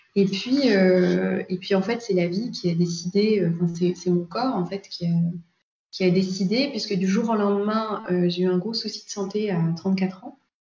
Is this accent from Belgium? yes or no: no; Paris, Île-de-France, France; je suis parisienne